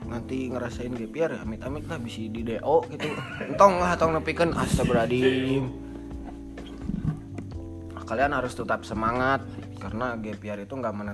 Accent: North Sumatra, Indonesia; accent: Batak; Logat batak gue keluarin jangan nih.

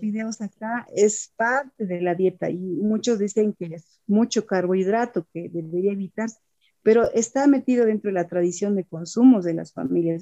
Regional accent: Bolivia

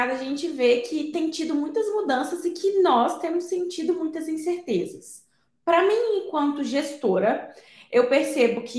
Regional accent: Viçosa, Minas Gerais, Brazil; sou mineira, natural de Viçosa, a terra do doce de leite

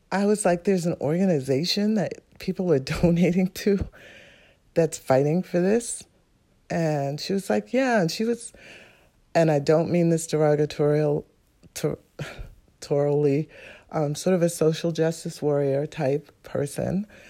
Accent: New York City, New York, United States; I'm from New York City, Manhattan

